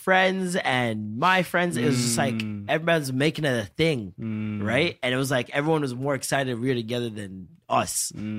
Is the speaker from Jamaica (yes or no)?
yes; Jamaica